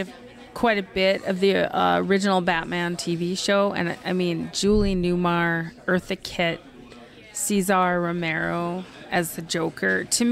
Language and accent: English; Minot, North Dakota, United States; I lived in Minot.